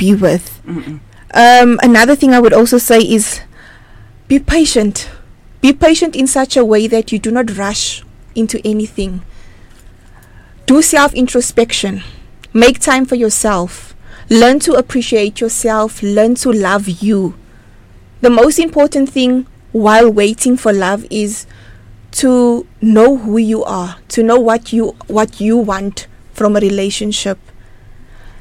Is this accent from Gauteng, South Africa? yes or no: no; Middelburg, Mpumalanga, South Africa; from Middelburg